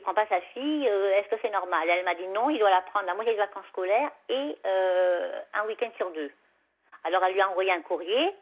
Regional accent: Savoie, Auvergne-Rhône-Alpes, France; moved away; chez moi en Savoie, parce que moi en Savoie, quand, quand j'habite en Savoie, j'avais un petit chemin comme ça, puis il y, avait mon chalet, quoi. Enfin, le chalet de mes parents

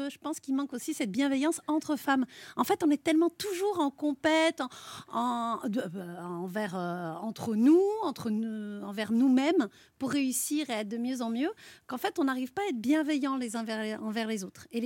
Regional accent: the South, south of France, France; On est du Sud.

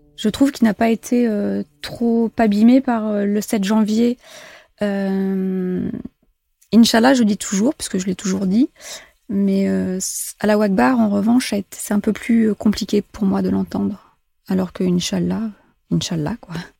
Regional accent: Djibouti; moved away; j'ai grandi euh, à la Corne de l'Afrique, à Djibouti

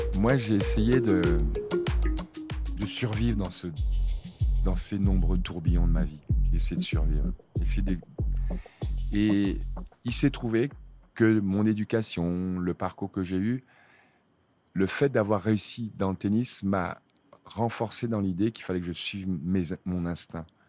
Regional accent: Cameroon; moved away; also born or lived in France; je viens de, d'un petit village euh, du Cameroun

